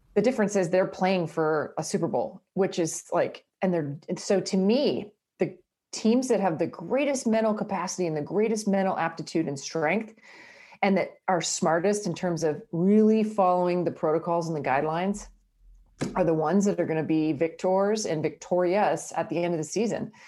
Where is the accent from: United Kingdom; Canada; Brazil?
Canada; Brockville, Ontario; moved away; My hometown was, uh, called Brockville with twenty-one thousand people.